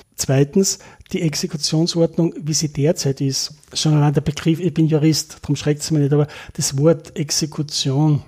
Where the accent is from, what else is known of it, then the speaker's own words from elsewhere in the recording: Linz, Upper Austria, Austria; moved away as an adult; also born or lived in Innsbruck; now in Linz, Austria; als geborener Oberösterreicher und maturiert in Linz